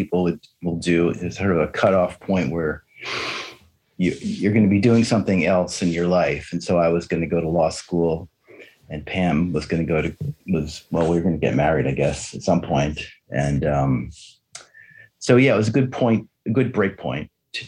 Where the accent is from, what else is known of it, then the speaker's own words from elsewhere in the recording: New Jersey, United States; also born or lived in Western Massachusetts; now in Maine, United States; growing up in New Jersey